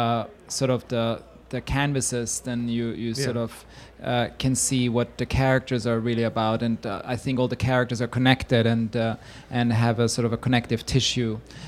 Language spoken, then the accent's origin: English; Switzerland; English is a second language; moved away as an adult; now in New York, United States; I'm from Switzerland and I come from a culture which is emotionally repressed